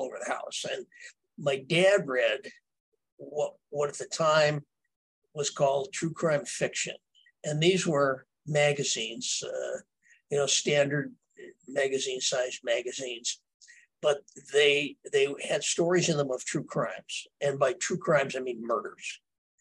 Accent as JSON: {"language": "English", "town": "Earlville", "region": "Illinois", "country": "United States", "tie": "born or raised there", "said": "growing up in Earlville"}